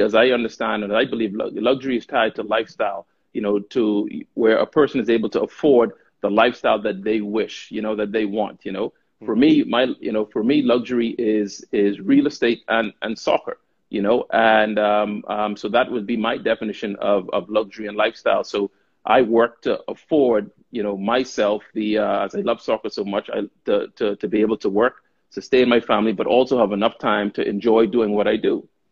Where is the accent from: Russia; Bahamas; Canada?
Bahamas; moved away as an adult; also born or lived in United States / Czech Republic / Romania / United Kingdom; born and raised in the Bahamas